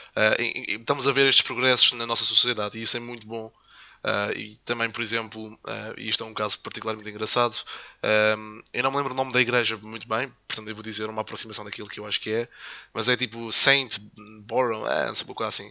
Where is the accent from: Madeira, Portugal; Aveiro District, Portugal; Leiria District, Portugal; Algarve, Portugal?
Madeira, Portugal; also born or lived in the Salesian school on the island; now in mainland Portugal; sou de Madeirense também